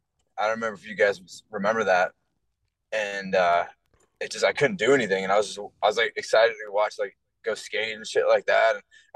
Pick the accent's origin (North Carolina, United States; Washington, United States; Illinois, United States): Washington, United States; Seattle; We're both from Seattle